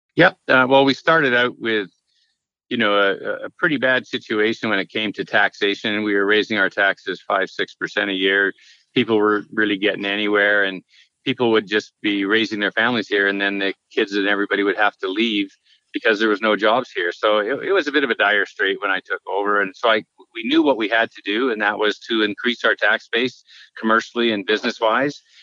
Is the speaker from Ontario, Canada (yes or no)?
no; Langford, British Columbia, Canada; I was born and raised in Langford.